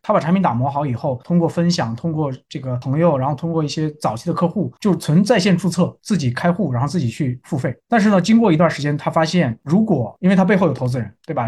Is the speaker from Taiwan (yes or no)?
no; China; 我们有中国工程师的红利